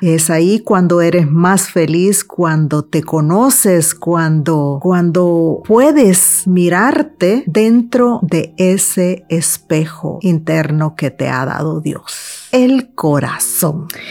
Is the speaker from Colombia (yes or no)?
no; El Salvador; de pequeña fui una niña que fue abusada sexualmente una niña que también eh, sufrió el impacto y los traumas de la guerra en mi país, El Salvador